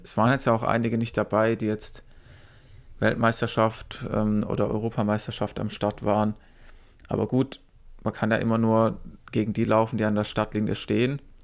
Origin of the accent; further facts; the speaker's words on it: near Ludwigsburg, Baden-Württemberg, Germany; erst in Ludwigsburg, also hier fast in meiner Heimat